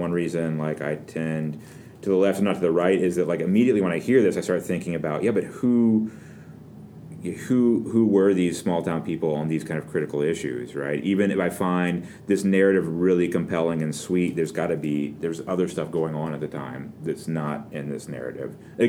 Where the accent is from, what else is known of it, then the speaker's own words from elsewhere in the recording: the South, United States; I think about them as being Southern because I'm from the South